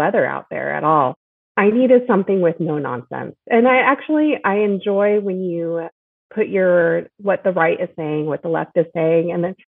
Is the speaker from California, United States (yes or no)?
yes; San Diego, California, United States; also born or lived in Chicago / Inland Empire; when I was about four, we came out to San Diego and I lived there for a lot of my childhood growing up